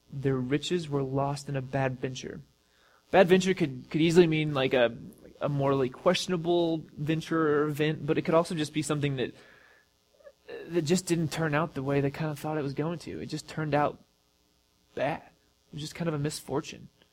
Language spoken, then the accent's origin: English; United States; as American Christians